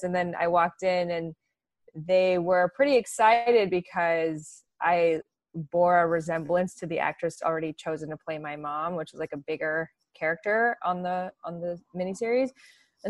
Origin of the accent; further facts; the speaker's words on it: Regina, Saskatchewan, Canada; I was raised in Regina, Saskatchewan